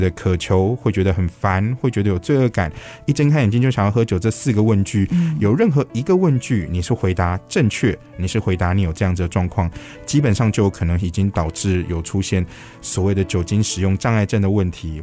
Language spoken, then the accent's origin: Chinese; Taiwan; 我们台湾人